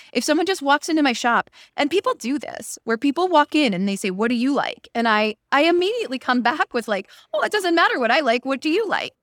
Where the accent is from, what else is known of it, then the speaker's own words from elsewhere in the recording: Pittsburgh, Pennsylvania, United States; moved away as an adult; also born or lived in Iowa / Washington, District of Columbia, United States; I grew up in Pittsburgh where it rains all the time